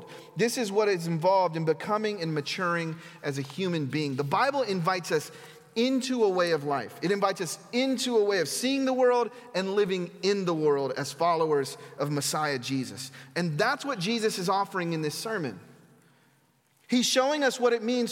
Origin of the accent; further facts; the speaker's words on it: the South, United States; I grew up in the South